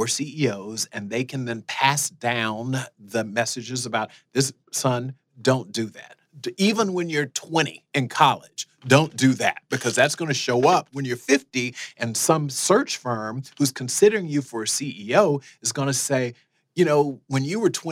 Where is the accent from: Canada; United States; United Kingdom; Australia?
United States; South Florida; moved away as an adult; also born or lived in Fort Lauderdale / Iowa; I grew up in South Florida